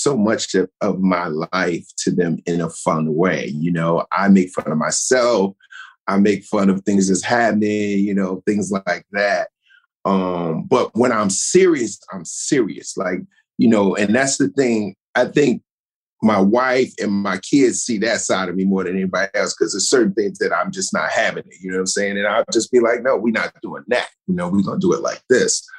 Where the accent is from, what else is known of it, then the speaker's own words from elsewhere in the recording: Newark, New Jersey, United States; growing up in Newark